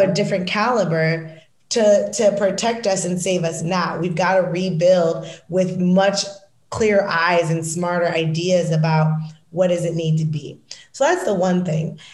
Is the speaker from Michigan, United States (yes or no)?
yes; Michigan, United States; moved away; also born or lived in Washington, District of Columbia, United States; I'm from Michigan